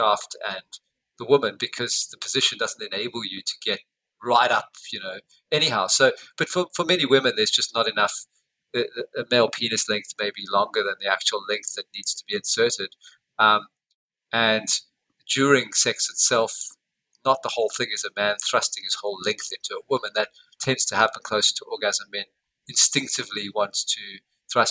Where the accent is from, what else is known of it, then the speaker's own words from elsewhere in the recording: South Africa; now in Perth, Australia; I come from South Africa.